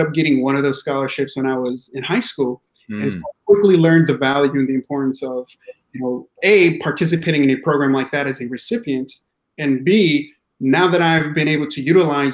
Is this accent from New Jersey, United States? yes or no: no; Yakima Valley, central Washington, United States; also born or lived in Mexico; I grew up in the Yakima Valley, which is central Washington state area.